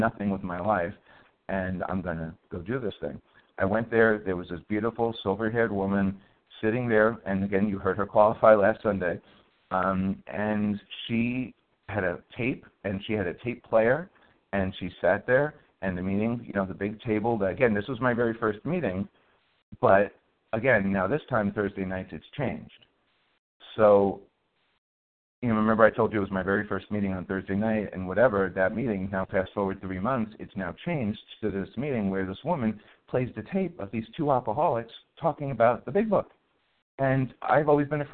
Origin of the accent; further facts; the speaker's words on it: New York City, New York, United States; I was a non-religious, fat, white, and Jewish kid growing up in the Bronx Projects